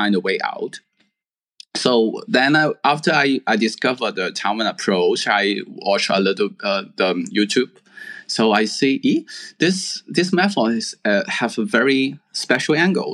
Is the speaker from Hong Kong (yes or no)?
yes; Hong Kong; also born or lived in mainland China; I have to go back to where I born to apply the university. So I go back to Hong Kong